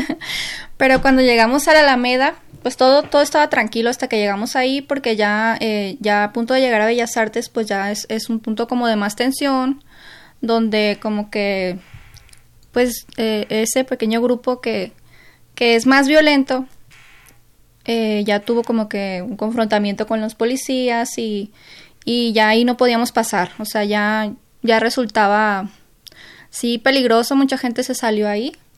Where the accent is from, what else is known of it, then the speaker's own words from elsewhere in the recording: Sinaloa, Mexico; now in Mexico City, Mexico; mi grupo de amigos somos cinco aquí en, México, que los cinco somos de Sinaloa